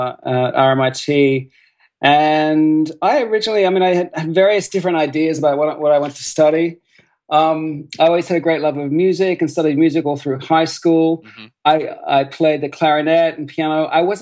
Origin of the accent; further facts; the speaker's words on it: Bendigo, Victoria, Australia; born there; I tell people I'm really a country boy at heart because I was born in Bendigo